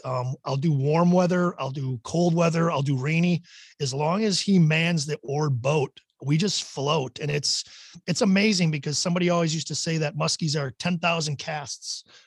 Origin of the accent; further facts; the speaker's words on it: Wisconsin, United States; I grew up in Wisconsin